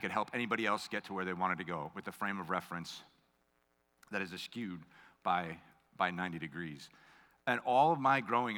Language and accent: English; United States; I grew up on Long Island Sound